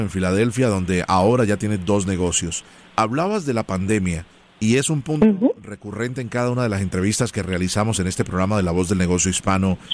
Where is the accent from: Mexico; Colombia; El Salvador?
Colombia; yo soy original de Colombia